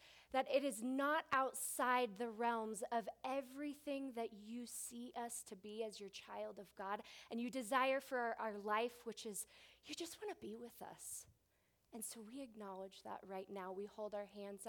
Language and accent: English; Southern California, United States; I'm from Southern California